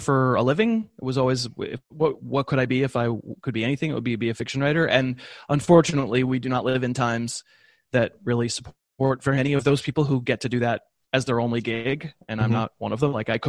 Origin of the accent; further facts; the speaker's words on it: New England, United States; I grew up in New England, so I'm a Patriots fan